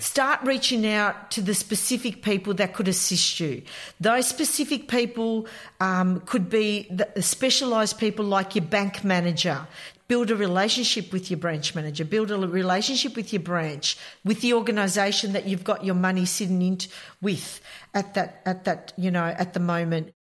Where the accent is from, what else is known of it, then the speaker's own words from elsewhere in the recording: Melbourne, Victoria, Australia; I come from Melbourne